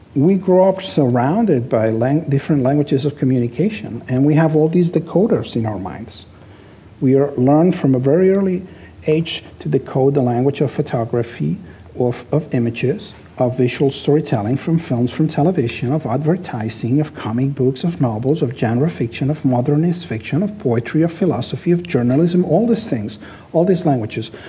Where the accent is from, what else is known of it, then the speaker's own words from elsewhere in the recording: Barcelona, Catalonia, Spain; English is a second language; moved away as an adult; now in Los Angeles, United States; I was born in Barcelona, I was raised there, I lived there most of my life.